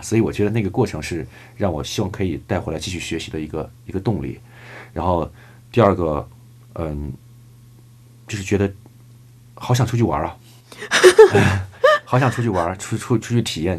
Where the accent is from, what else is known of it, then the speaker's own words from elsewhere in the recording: China; also born or lived in Germany; 我当时是唯一的中国人